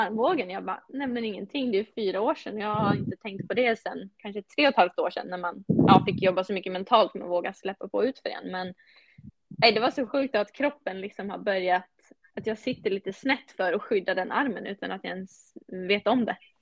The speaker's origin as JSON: {"language": "Swedish", "town": "Tärnaby", "region": "Västerbotten County", "country": "Sweden", "moved": "yes", "lives_now": "Falun, Sweden", "said": "jag är från Tärnaby"}